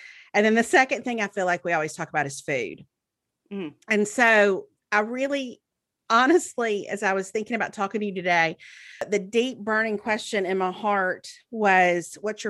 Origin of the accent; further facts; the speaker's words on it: Mississippi, United States; now in Birmingham, United States; I grew up in Mississippi. Melanie grew up in Texas, and then I've lived in Birmingham for 20 years.